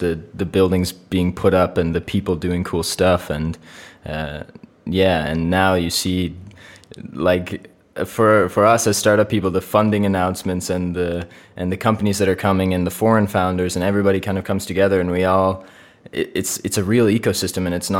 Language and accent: English; Canada; moved away as an adult; now in Estonia; So I'm from Canada. I came here for university